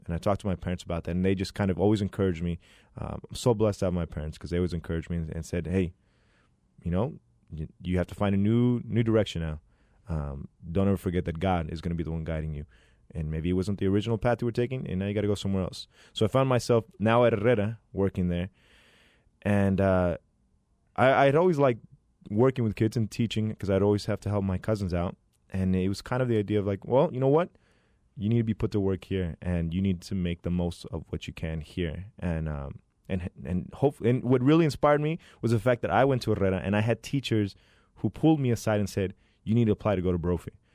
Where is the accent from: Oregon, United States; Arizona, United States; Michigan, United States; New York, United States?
Arizona, United States; Phoenix; born and raised here in Phoenix, Arizona. Been here my whole life